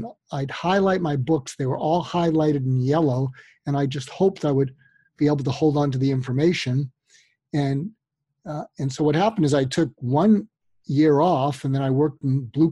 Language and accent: English; outside Boston, Massachusetts, United States; I grew up outside Boston